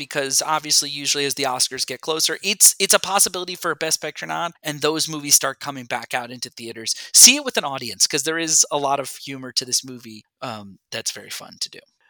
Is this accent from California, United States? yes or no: no; Connecticut, United States; I enjoy Connecticut and my home state